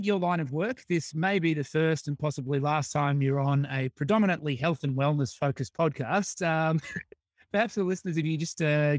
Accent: Australia; Because I think that's something that in Australia some people toy with a bit, but it's at least when I was growing up, it wasn't necessarily the norm.

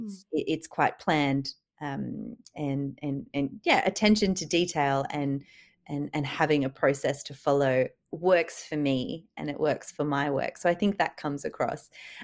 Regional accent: Sydney, New South Wales, Australia; I am originally from Sydney, did my fine art degree down there

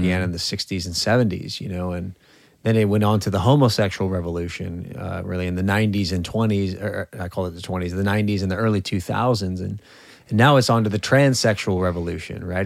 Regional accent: California, United States; moved away; in California, my home state

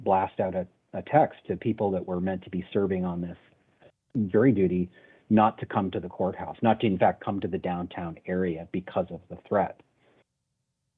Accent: Canada; I'm a Canadian

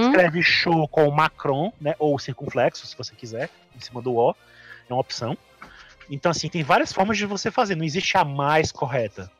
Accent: Brazil; a gente é brasileiro há muito tempo

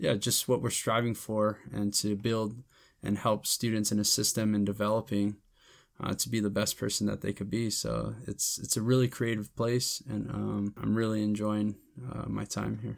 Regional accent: United States; growing up, I always just considered myself Mexican-American or Chicano.

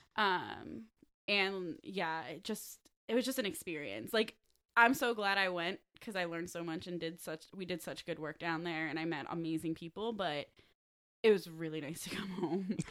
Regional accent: Clifton Heights, Pennsylvania, United States; I'm from Clifton Heights

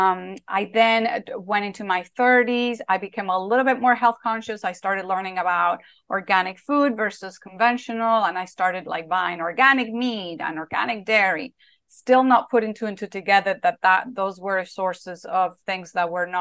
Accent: Spain; when I was a little girl growing up in Spain

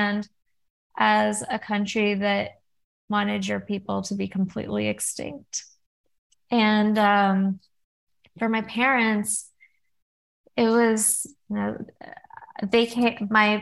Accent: California, United States; also born or lived in Oregon; I grew up in California

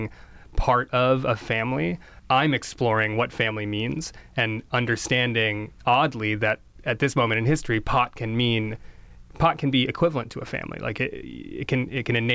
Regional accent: Princeton, New Jersey, United States; born or raised there

